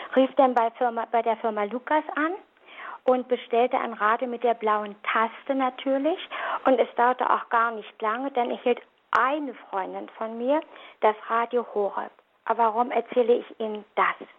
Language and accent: German; Berlin, Germany; moved away; Ich komme aus der Diaspora, aus Berlin, vielleicht hört man das noch ein bisschen, hatte eine sehr, sehr fromme Mutter